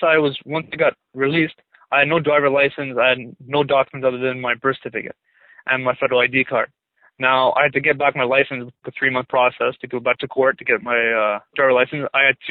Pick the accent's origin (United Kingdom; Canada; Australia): Canada; born there; and I was born in Canada.